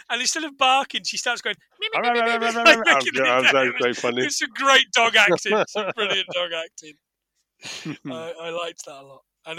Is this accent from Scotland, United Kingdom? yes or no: yes; Scotland, United Kingdom; You know what? You can tell we're from Scotland and the lakes, because we get our water from the tap.